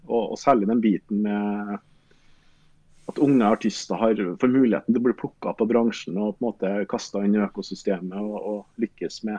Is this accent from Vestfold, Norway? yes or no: no; Røros, Trøndelag, Norway; jeg er opprinnelig fra Røros, og vi følte vel på en måte at vi har bodd i Trondheim så lenge at det var godt å prøve noe nytt.